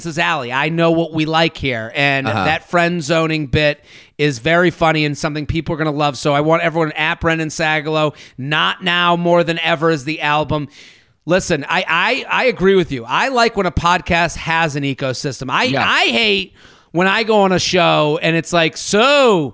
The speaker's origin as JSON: {"language": "English", "region": "New England", "country": "United States", "tie": "born or raised there", "said": "As a New England native, yeah. I know the snow cycle"}